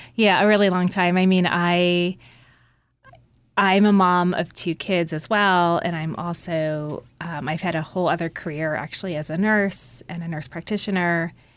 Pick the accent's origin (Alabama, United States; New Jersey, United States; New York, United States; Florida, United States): New Jersey, United States; Mendham; my hometown, Mendham, New Jersey.